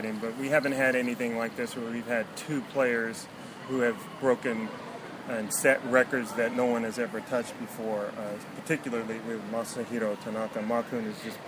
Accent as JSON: {"language": "English", "town": "San Bernardino", "region": "California", "country": "United States", "moved": "yes", "lives_now": "Tokyo, Japan", "said": "I'm from San Bernardino"}